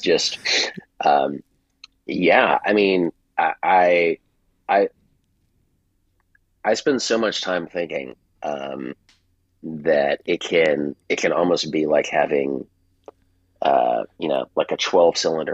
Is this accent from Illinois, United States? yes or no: no; Virginia, United States; I left Virginia, and because that's my home state, home area